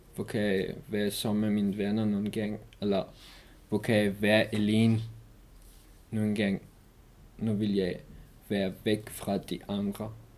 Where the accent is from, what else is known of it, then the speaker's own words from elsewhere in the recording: Iran; Danish is a second language; moved away as an adult; also born or lived in Afghanistan; now in Denmark; jeg kom fra Afghanistan, men jeg er opvokset i Iran